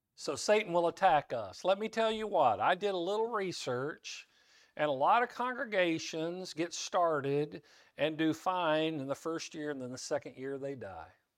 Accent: Kansas, United States; some language I learned growing up in Kansas

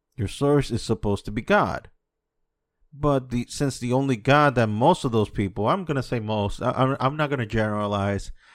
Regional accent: United States; now in Dominican Republic; I was born and raised in the States.

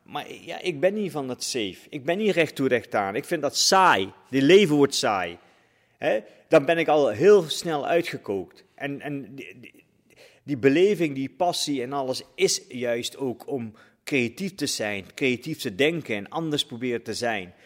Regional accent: Netherlands; Ik ben ook een Nederlander. Ik, praat, ik ben hierop gegroeid.

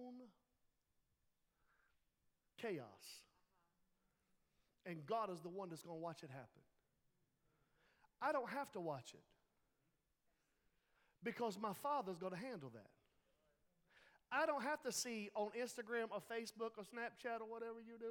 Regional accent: Laurinburg, North Carolina, United States; we're from the Laurinburg

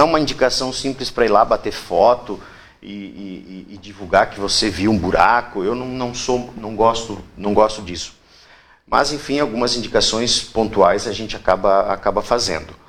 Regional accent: Rio Grande do Sul, Brazil; moved away as an adult; now in Itapema, Brazil; Eu escolhi Itapema, eu sou do Rio Grande do Sul, há 18 anos, eu escolhi morar em Itapema

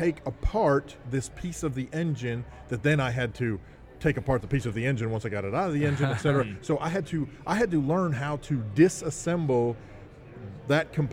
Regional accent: Arkansas, United States; We're from Arkansas

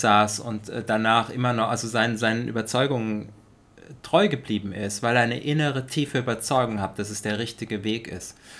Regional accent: Germany; in Deutschland auch aufgewachsen zu sein, du zumindest ein Teil deines Lebens, mhm. ich mein komplettes Leben

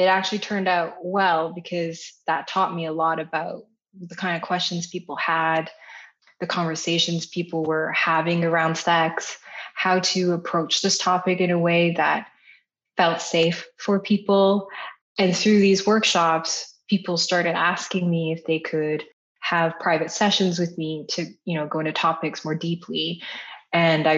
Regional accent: Canada; my parents are Taiwanese. I'm Taiwanese Canadian

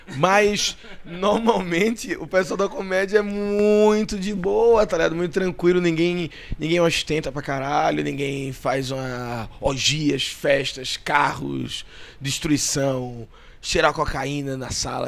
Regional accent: Northeast Region, Brazil; eu sou nordestino

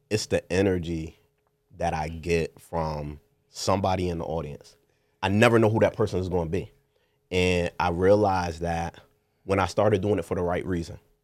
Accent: New Haven, Connecticut, United States; One of the first in my neighborhood growing up in New Hallville on Harden Place

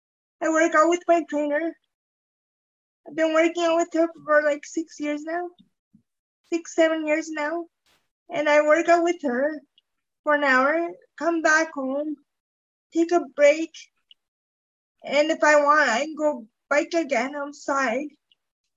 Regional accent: Calgary, Alberta, Canada; now in Airdrie, Canada; I am 40 years old, born and raised in Calgary, now living in Airdrie.

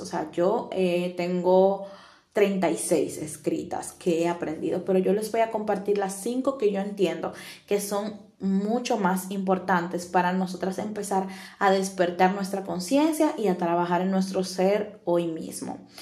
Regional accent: Dominican Republic; now in Italy; soy de República Dominicana y actualmente estoy viviendo en Italia

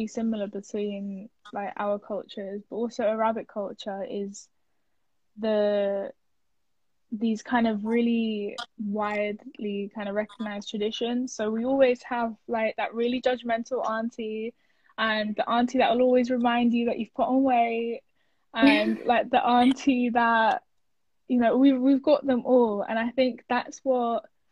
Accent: England, United Kingdom; also born or lived in Turkey; I'm from here

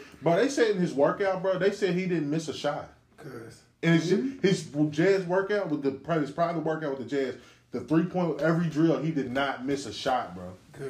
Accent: Louisville, Kentucky, United States; I'm from Louisville, then.

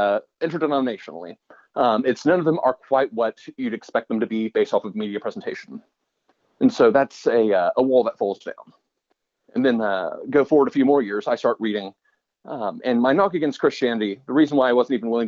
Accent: Austin, Texas, United States; I grew up in Austin, Texas

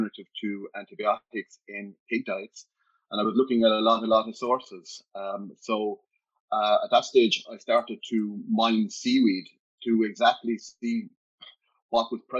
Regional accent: County Clare, Munster, Ireland; I was born in Ninas Diamond in County Clare, 2 miles from Lahinch. So as a child, we spent a lot of the time on the beach

